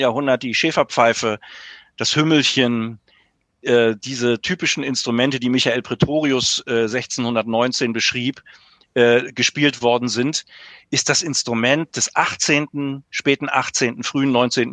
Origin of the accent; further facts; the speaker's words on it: Mecklenburg-Vorpommern, Germany; bei uns in Mecklenburg